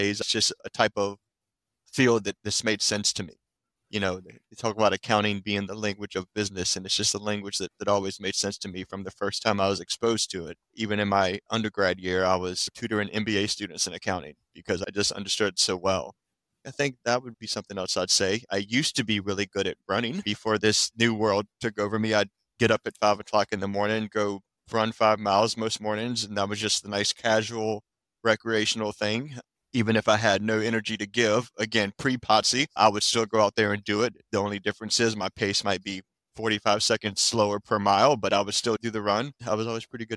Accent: Virginia, United States; also born or lived in Washington, District of Columbia, United States / Philadelphia; now in DC metro area, United States; I grew up in Virginia originally, lived in DC for a bit, moved to Philadelphia, lived there for about 6 or so years

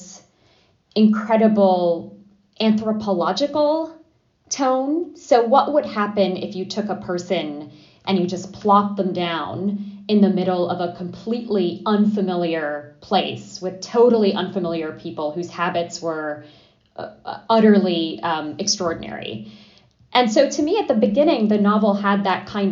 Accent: New York City, New York, United States; also born or lived in Adana, Turkey; I was four when we moved to Brooklyn, and I was very much raised with this

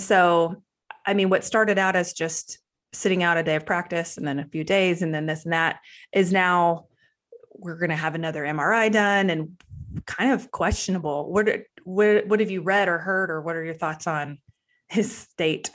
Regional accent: Waco, Texas, United States; I'm from Waco and I've always grown up as a Cowboys fan

